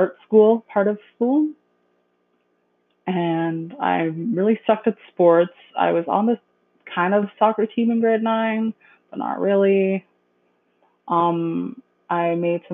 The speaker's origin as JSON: {"language": "English", "town": "Mississauga", "region": "Ontario", "country": "Canada", "tie": "born or raised there", "said": "I was born in Mississauga, Ontario"}